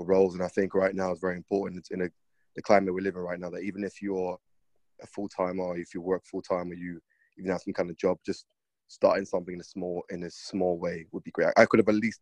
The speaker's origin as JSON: {"language": "English", "region": "London", "country": "United Kingdom", "tie": "born or raised there", "said": "I grew up in London"}